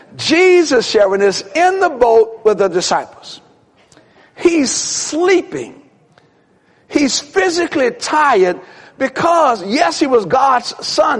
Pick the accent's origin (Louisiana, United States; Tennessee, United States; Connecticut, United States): Louisiana, United States; New Orleans; When I was a little kid, kid growing up in New Orleans